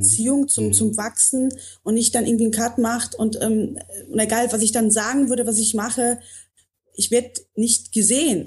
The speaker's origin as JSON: {"language": "German", "region": "North Rhine-Westphalia", "country": "Germany", "tie": "born or raised there", "also_born_or_lived": "Poland / Bavaria", "moved": "yes", "lives_now": "Munich, Germany", "said": "bin woanders auch geboren und ähm, bin in Nordrhein-Westfalen aufgewachsen"}